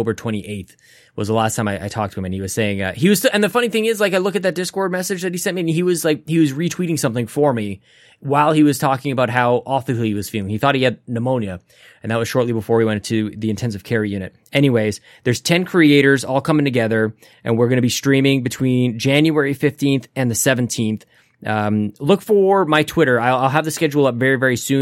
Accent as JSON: {"language": "English", "country": "Canada", "said": "as a Canadian"}